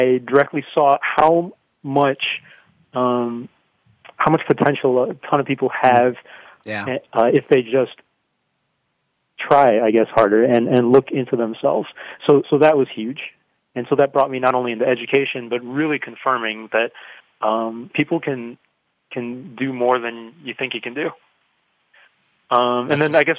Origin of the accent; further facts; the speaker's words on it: Chicago, Illinois, United States; moved away; I'm from Chicago, and I thought I was going to stay in that city forever